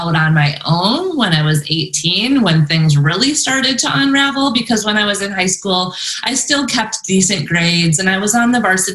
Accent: Madison, Wisconsin, United States; also born or lived in San Diego, California; now in Northern Arizona, United States; I'm originally from Madison, Wisconsin, and I also lived in San Diego in Ocean Beach in the beach for a while.

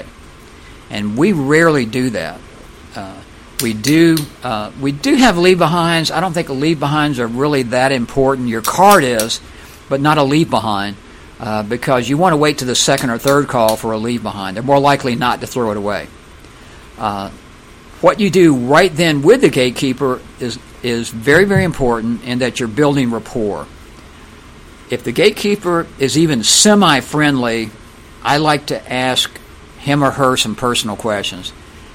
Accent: Florida, United States; I'm from Florida.

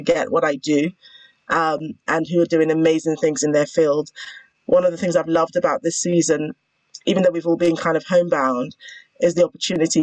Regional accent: United Kingdom; I am a lawyer, a British lawyer. So I don't use the term attorney. I'm a British lawyer

